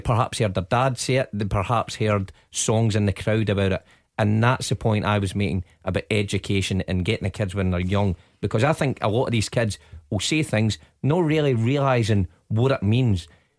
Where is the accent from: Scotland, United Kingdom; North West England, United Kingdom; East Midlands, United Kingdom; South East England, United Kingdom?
Scotland, United Kingdom; Glasgow; I grew up in the East End of Glasgow